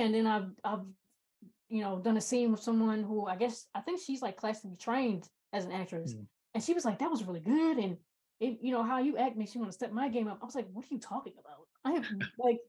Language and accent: English; United States; being an American